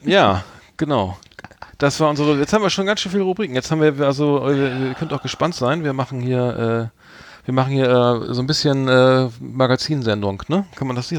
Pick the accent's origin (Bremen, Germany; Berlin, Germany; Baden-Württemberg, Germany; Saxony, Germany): Bremen, Germany; ich als Bremer bin natürlich Werder Bremen-Fan